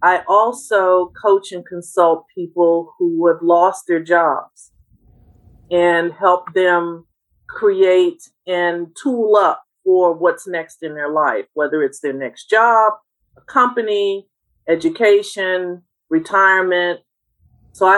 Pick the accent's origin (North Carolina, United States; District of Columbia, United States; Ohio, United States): District of Columbia, United States; Washington; we're from Washington, D.C.